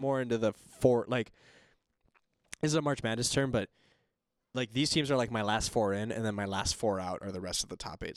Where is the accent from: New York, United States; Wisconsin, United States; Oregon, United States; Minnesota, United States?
Wisconsin, United States; Hudson; we're both from Hudson